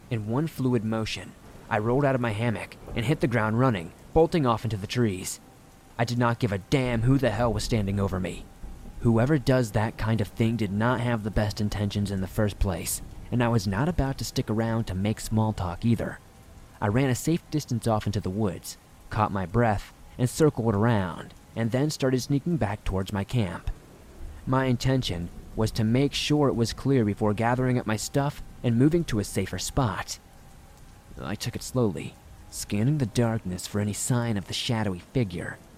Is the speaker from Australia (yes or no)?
no; Rhode Island, United States; born or raised there